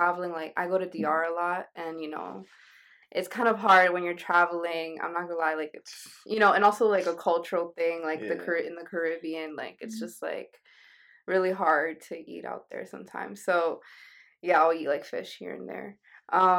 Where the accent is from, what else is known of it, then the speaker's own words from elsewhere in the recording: New York, United States; I'm from New York.